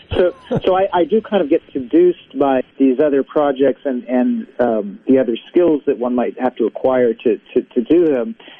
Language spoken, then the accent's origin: English; West Coast, United States; now in Brooklyn, United States; I'm originally from the West Coast, but I've been out here for uh, for quite a while, uh, last 20 years or so.